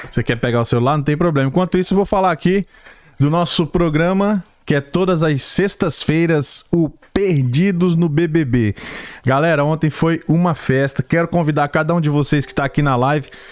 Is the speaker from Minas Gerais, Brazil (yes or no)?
no; Brasília, Federal District, Brazil; now in United States; a gente é da segunda geração, da de Brasília, são os brasilienses